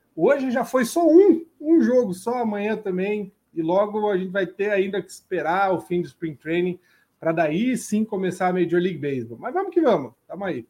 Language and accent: Portuguese; Brazil; a gente como brasileiro